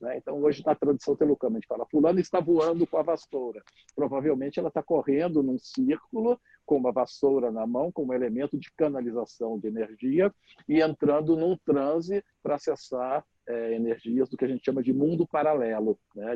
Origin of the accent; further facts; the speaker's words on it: Minas Gerais, Brazil; eu sou mineiro, né, de nascimento